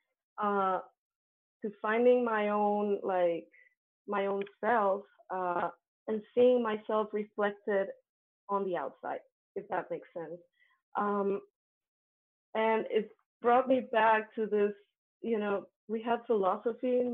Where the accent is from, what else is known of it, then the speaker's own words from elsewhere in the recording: Colombia; English is a second language; moved away; I come from Colombia. Colombia has very Catholic schools. I was part of a very Catholic school